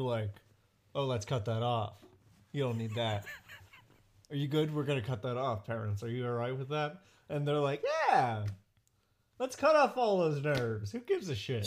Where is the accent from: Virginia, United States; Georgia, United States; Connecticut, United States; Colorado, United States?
Colorado, United States; moved away; also born or lived in New York; I was born in Colorado